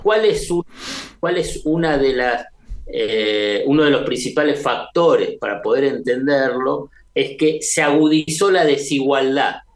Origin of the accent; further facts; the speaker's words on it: Buenos Aires, Argentina; como porteño de la Ciudad de Buenos Aires